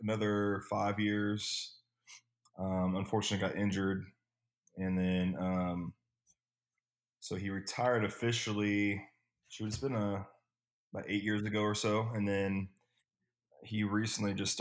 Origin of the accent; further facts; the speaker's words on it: West Coast, United States; also born or lived in Nashville / California; now in Indianapolis, United States; I'm from the West Coast